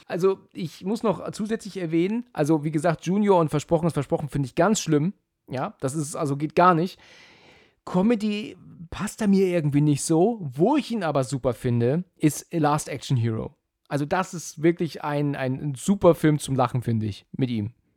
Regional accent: Germany; als Deutsche

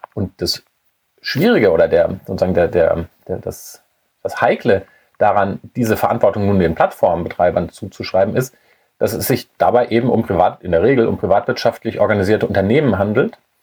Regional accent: Germany; als Deutsche

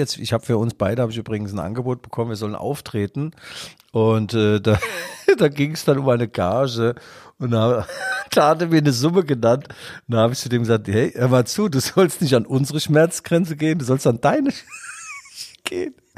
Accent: East Germany, Germany; In Westdeutschland wurde ich geblitzt als Ossi

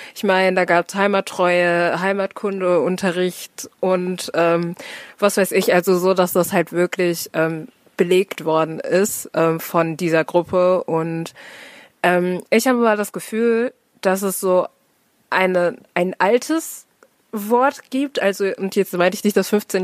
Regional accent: Herne, North Rhine-Westphalia, Germany; Ich bin born and raised in fucking Herne, ähm, hab fast nur Nordrhein-Westfalen gesehen

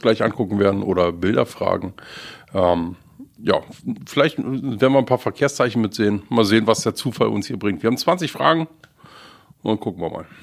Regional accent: southeast Brandenburg, Germany; now in Schleswig-Holstein, Germany; da, wo ich herkomme, aus dem Südostbrandenburg

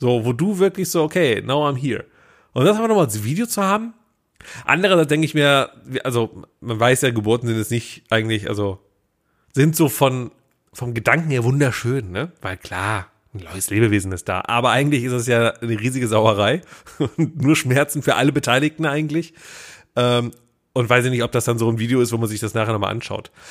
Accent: Willich, North Rhine-Westphalia, Germany; ich war bei uns in meinem Heimatdorf, ne? ich komme ja aus, aus äh, Willig, Schiefbahn. Das ist ja quasi äh, zwischen Mönchengladbach, Krefeld, Düsseldorf

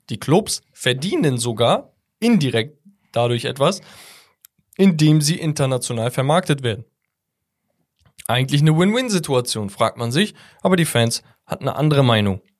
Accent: Italy; Der Anreiz für mich als Italiener, die Bundesliga zu schauen wäre, wenn ich ein Ciro Immobile bei Dortmund hätte

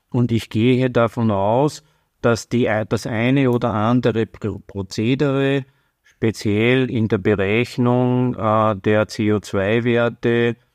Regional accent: Austria; Und als Österreicher, ähm, das ist in Österreich das Bundesfinanzministerium

